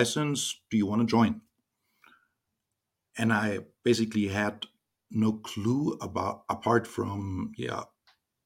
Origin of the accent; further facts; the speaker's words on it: Germany; I was born and raised in Germany, 44 years old